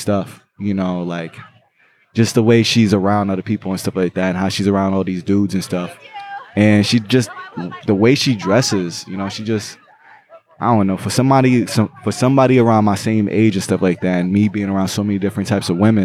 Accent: New York City, New York, United States; I was born in Brooklyn

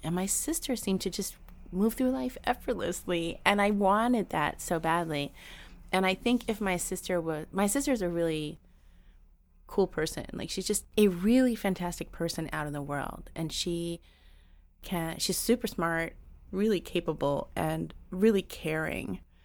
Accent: New York City, New York, United States; I was born here. I grew up in New York. Um, I'm, I'm culturally Puerto Rican, but I'm a native New Yorker.

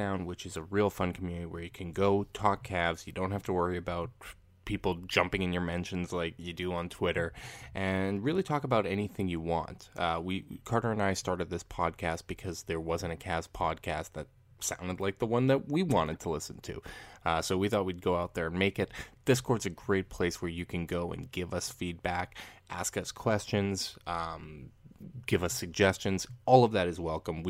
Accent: Canada; just from being Canadian

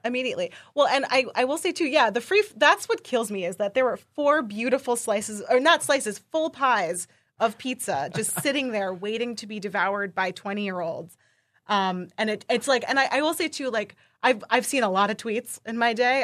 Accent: New York, United States; I'm from New York

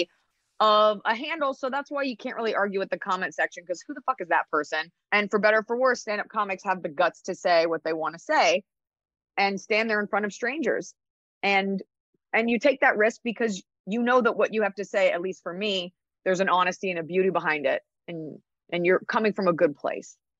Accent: Dallas, Texas, United States; also born or lived in New York; I was raised in Dallas, Texas

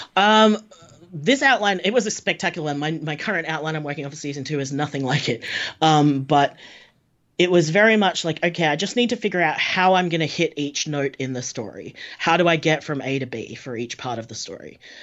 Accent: Australia; I'm Australian.

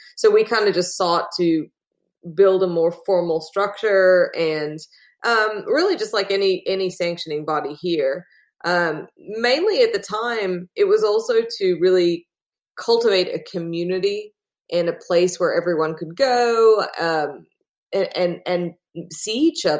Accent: Australia; accent: hybrid; now in Austin, United States; So I'm originally from Australia, which is why I have a very strange hybrid accent, but I live in Texas now, in Austin, Texas.

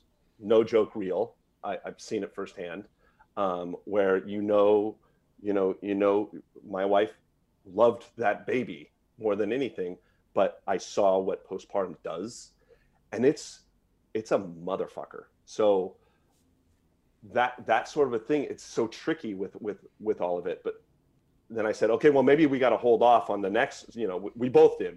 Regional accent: Merced, California, United States; I'm from Merced

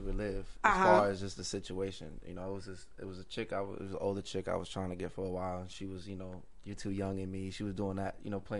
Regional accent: New York, United States; I'm from New York. I was 12 years old.

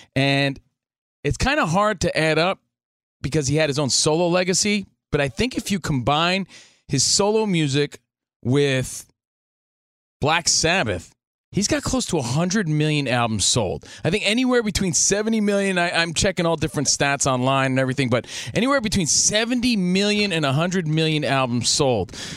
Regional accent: New Jersey, United States; I'm from Jersey

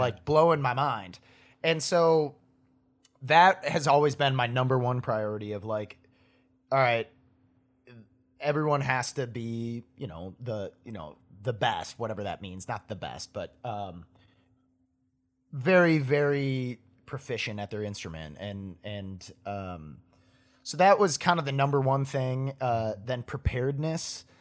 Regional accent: Appleton, Wisconsin, United States; moved away as an adult; now in Nashville, United States; I grew up in Ap-, or in Wisconsin, a town called Appleton

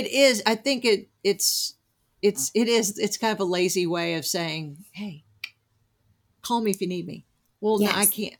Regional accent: New Jersey, United States; born there; and you know, I was born in Jersey, but I definitely developed Southern accent, Southern.

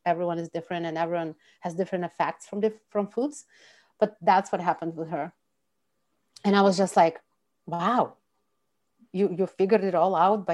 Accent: Russia; I'm from Russia

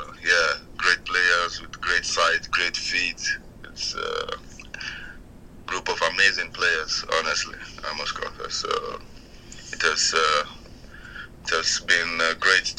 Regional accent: Kaduna, Kaduna State, Nigeria; moved away; I was born in Kaduna. I grew up in Kaduna.

